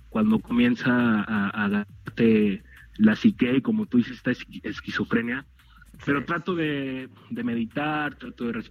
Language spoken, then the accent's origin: Spanish; Mexico; como mexicanos